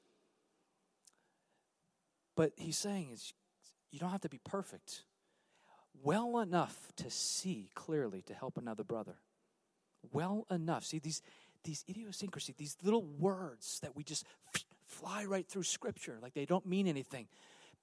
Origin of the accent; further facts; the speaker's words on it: California, United States; I'm from California.